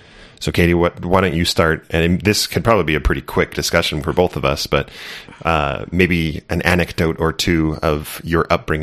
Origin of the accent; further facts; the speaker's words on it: Santa Barbara, California, United States; Southern California, yeah, in Santa Barbara.